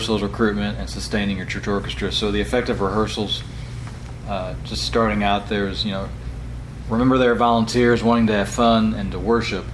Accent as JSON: {"language": "English", "region": "Illinois", "country": "United States", "also_born_or_lived": "Starkville, Mississippi", "moved": "yes", "lives_now": "Rome, United States", "said": "I was kind of from Illinois originally."}